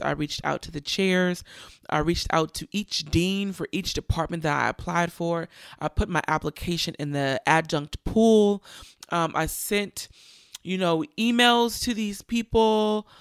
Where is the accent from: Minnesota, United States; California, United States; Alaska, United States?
California, United States; Richmond; Richmond, California, my hometown.